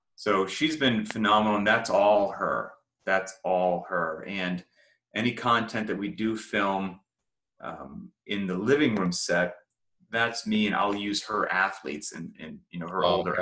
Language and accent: English; United States; my home country of the uh-huh. United States of America